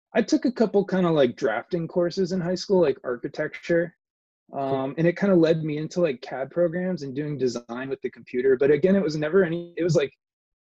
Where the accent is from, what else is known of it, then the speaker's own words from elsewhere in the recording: Weston, Connecticut, United States; moved away; also born or lived in California; growing up in Southern Connecticut